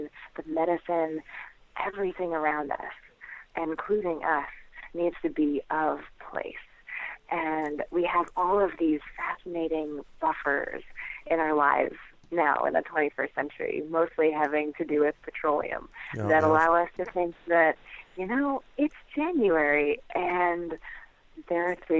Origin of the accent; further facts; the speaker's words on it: Naples, New York, United States; I grew up in the Finger Lakes of upstate New York